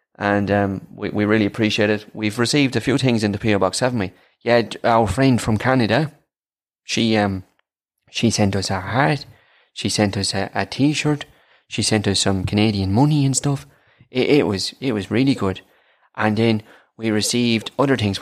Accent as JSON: {"language": "English", "country": "Ireland", "accent": "Irish", "said": "I am"}